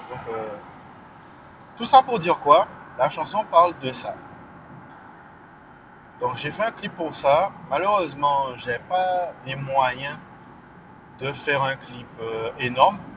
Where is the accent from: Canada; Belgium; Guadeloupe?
Guadeloupe; moved away; Ouais, donc euh, cette chanson-là, ça parle du fait que ouais, euh, j'ai quitté la Guadeloupe. J'ai pas quitté la Guadeloupe euh, parce que je la suis ou pas, mais